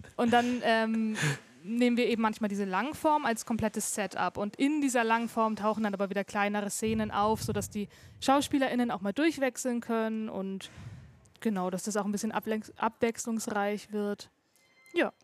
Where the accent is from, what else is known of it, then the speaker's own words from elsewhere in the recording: Erlangen, Bavaria, Germany; Also ich komme aus R-Lang. Ich bin hier geboren und immer hier gewesen.